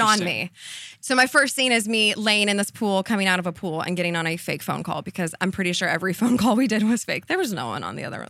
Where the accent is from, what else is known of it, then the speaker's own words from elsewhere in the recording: Colorado, United States; born there; also born or lived in Connecticut / Illinois; So I'm not from Laguna Beach. I was born in Colorado. I lived in Connecticut, a suburb of Chicago. So I was kind of all over. I was always the new girl.